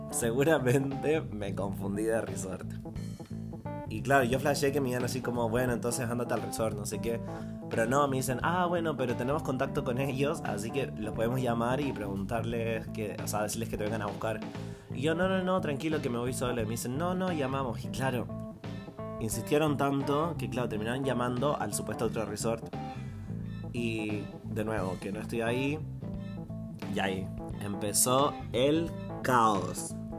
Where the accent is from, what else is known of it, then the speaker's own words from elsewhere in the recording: Chile; yo de Chile